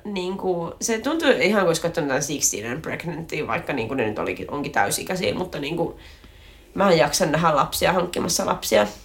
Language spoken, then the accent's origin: Finnish; inland Finland, Finland; me sisäsuomalaiset